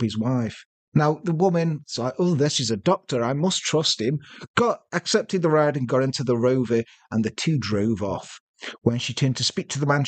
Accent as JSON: {"language": "English", "country": "Ireland", "said": "We're from Ireland."}